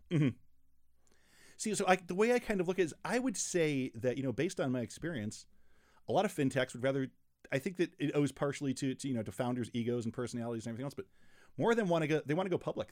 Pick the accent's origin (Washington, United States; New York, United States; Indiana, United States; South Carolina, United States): New York, United States; Rochester; moved away; also born or lived in Chicago; I grew up in Rochester, New York, uh, before I moved to Chicago